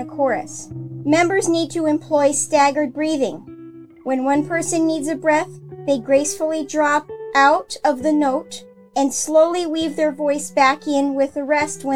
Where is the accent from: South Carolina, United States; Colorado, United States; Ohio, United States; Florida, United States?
Florida, United States; I was born and raised in Florida